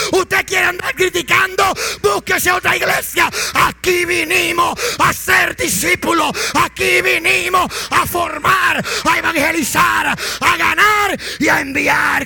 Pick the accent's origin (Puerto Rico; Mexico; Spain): Puerto Rico; Y más si somos puertorriqueños.